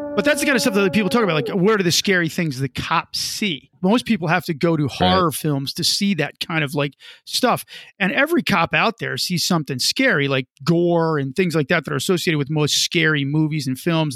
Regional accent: New Jersey, United States; as Italians, as I grew up with him in New Jersey.

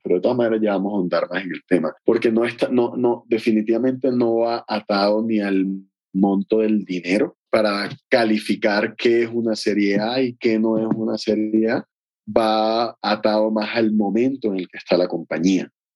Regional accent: Barranquilla, Atlántico, Colombia; en el garaje de mi casa en Barranquilla, de donde vengo hoy

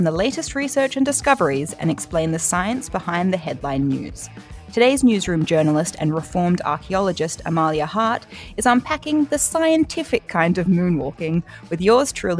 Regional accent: Australia; I'm just one of these poor Australian kids who I grew up with the metric system

